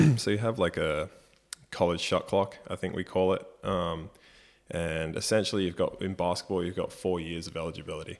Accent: Brisbane, Queensland, Australia; I copped a lot from the family supporting Queensland growing up in Brisbane

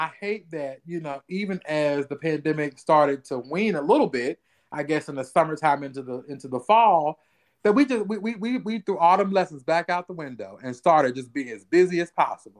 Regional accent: Ohio, United States; moved away; I'm from Ohio

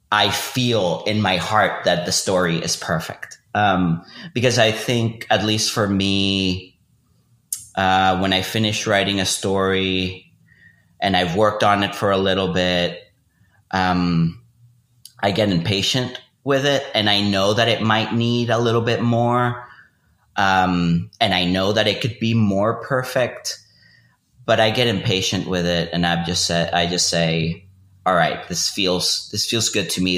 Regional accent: Venezuela; moved away as an adult; also born or lived in Austin; I grew up in Venezuela, went to high school and college there, and I moved to Austin in 2006

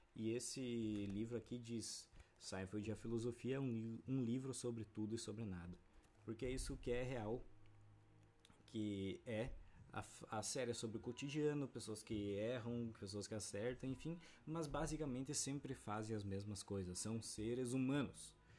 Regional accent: Brazil; A gente vive no Brasil

